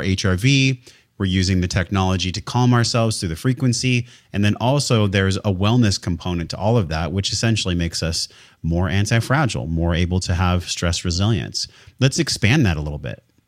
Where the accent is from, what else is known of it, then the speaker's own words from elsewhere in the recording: San Diego, California, United States; I was born and raised in San Diego, California